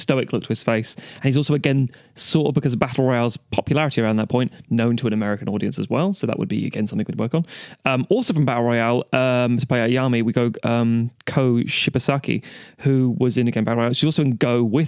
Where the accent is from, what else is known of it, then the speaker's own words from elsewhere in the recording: Ireland; as an Irishman